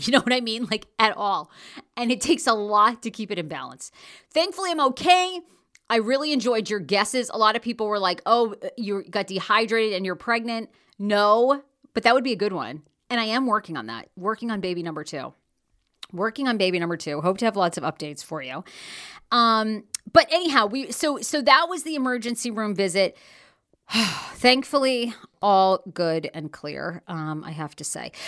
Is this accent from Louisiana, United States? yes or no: no; Maine, United States; moved away; I'm from Maine. Originally grew up, born and raised in Maine